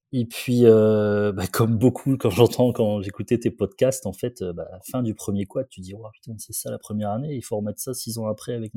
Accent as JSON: {"language": "French", "town": "Condé-sur-l'Escaut", "region": "Hauts-de-France", "country": "France", "tie": "born or raised there", "said": "Je suis né à Condé-sur-Escaut. C'est une petite ville à un quart d'heure de Valenciennes"}